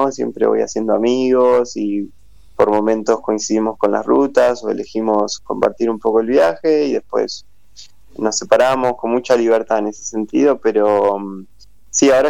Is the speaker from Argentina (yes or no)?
yes; Argentina; hablo en inglés, bueno, diciéndoles que soy argentina, que, es mi arte con el que trabajo